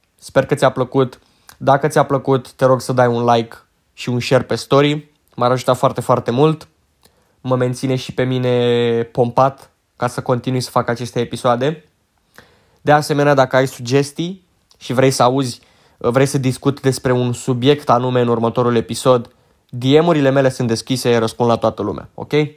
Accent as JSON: {"language": "Romanian", "country": "Romania", "said": "sunt român, dracu, adică fac parte dintre români"}